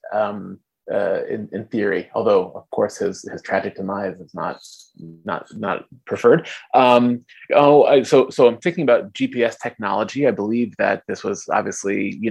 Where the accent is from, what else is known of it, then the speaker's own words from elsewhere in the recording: California, United States; moved away; I am from California originally